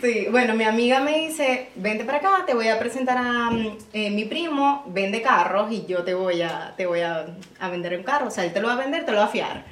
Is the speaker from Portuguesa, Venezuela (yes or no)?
no; Maracaibo, Zulia, Venezuela; moved away as an adult; now in United States; también soy de Maracaibo, Venezuela